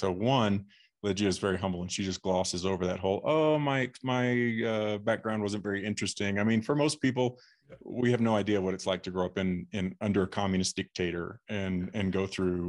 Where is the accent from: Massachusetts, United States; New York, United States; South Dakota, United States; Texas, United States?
Texas, United States; Fort Worth; born there; I grew up in a very, middle-class mainstream. I was born in Fort Worth, Texas.